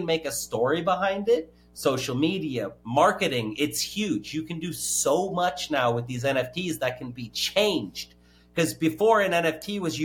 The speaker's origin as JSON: {"language": "English", "region": "California", "country": "United States", "said": "I'm from California."}